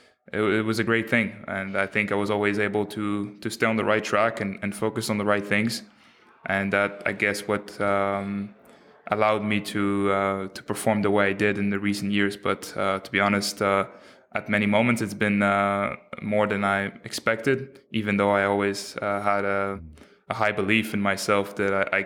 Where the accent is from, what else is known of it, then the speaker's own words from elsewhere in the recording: Quebec City, Quebec, Canada; also born or lived in Montreal; I grew up in Quebec City. I was born in Montreal, but then raised in a quiet little neighborhood in Quebec City.